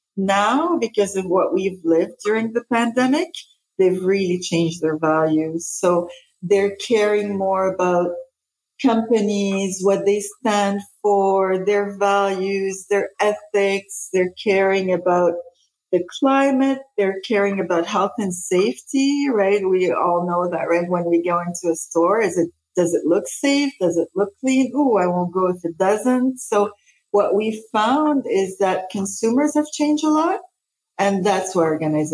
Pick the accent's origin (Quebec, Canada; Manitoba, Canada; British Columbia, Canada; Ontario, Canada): Quebec, Canada; also born or lived in Lebanon / Denmark / Spain; So I'm Lebanese originally. I was born in Lebanon. So when the war started in Lebanon, we actually moved many places. We moved to Denmark first and then Spain and then ended up in Canada and haven't left here since I was 13.